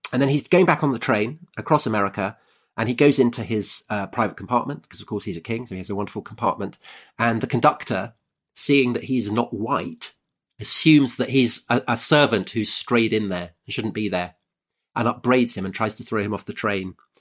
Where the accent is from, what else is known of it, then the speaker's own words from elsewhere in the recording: United Kingdom; I'm British